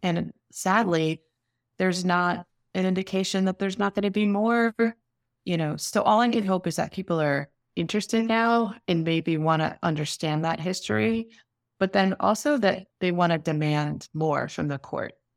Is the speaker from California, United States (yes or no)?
no; New York City, New York, United States; I grew up in New York City.